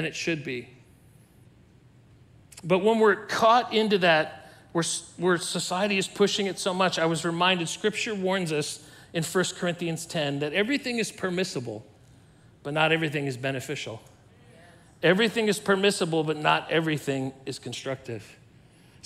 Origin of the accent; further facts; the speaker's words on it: Southern California, United States; I was a youth and I was growing up in Southern California